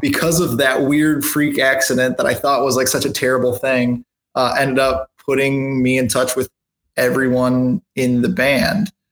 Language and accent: English; Michigan, United States; moved away as an adult; now in South Carolina, United States; I'm from Michigan originally.